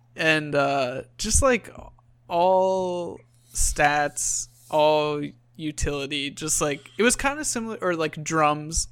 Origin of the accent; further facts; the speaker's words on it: Long Island, New York, United States; moved away; I grew up on Long Island